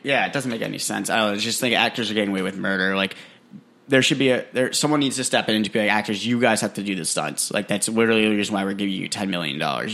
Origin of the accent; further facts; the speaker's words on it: New Hampshire, United States; I'm from New Hampshire, a cute little place called New Hampshire.